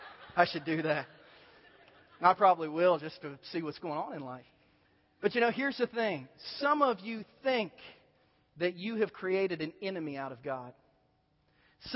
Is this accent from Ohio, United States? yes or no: yes; Southern Ohio, United States; moved away; I grew up in Southern Ohio, and I haven't been back there since